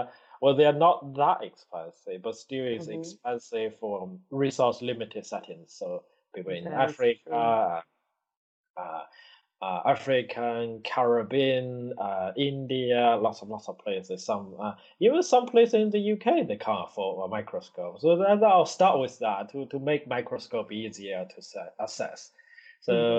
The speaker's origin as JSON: {"language": "English", "country": "China", "tie": "born or raised there", "moved": "yes", "lives_now": "Newcastle, United Kingdom", "said": "I was little in China"}